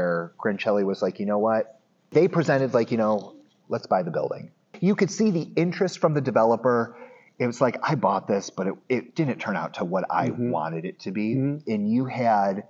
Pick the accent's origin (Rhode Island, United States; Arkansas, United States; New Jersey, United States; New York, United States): New York, United States; Medina; I grew up in Medina, okay. New York